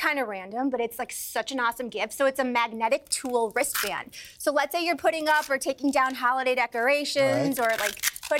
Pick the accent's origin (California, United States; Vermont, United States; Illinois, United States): Illinois, United States; Chicago; that's my hometown, Chicago.